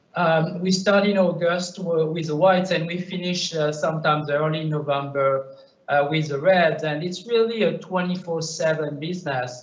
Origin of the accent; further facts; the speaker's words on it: Bordeaux, Nouvelle-Aquitaine, France; accent: French; English is a second language; moved away; I'm French. Yes, I'm from Bordeaux